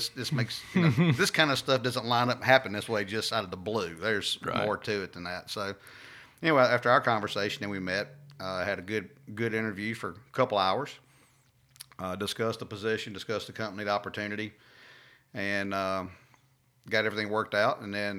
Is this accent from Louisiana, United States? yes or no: yes; Louisiana, United States; I'm from Louisiana originally, just south of Alexandria.